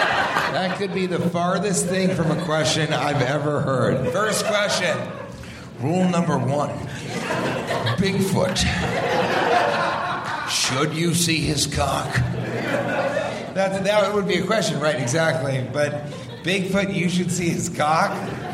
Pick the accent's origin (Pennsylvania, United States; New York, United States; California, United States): Pennsylvania, United States; I'm from Pennsylvania.